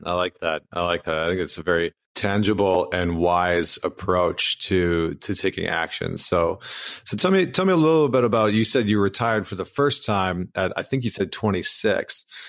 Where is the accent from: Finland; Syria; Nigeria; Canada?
Canada; accent: Canadian; I'm from Canada